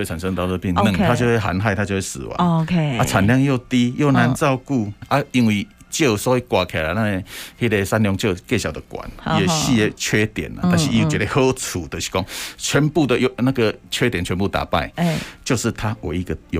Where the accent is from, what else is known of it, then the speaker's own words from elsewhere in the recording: Zhutang, Changhua County, Taiwan; moved away as an adult; 我在这边出生长大啊。